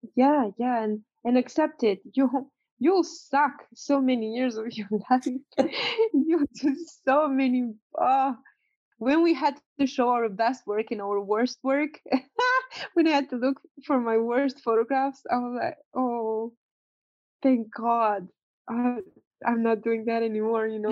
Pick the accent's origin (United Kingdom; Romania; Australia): Romania; now in United States; I'm coming from Romania. I'm coming from a ex-communist country.